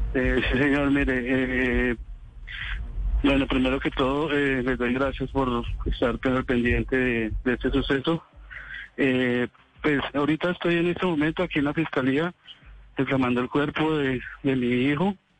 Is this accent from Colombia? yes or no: yes; Tolima, Colombia; vivo acá en Ibagué, soy tolimense